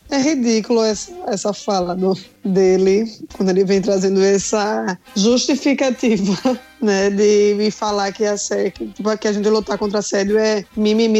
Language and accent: Portuguese; Northeast Brazil, Brazil; a gente é nordeste do Brasil, é, um, é uma região muito quente